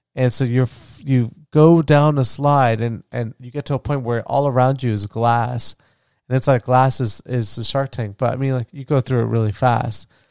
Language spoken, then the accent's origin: English; Florida, United States; where I grew up in Florida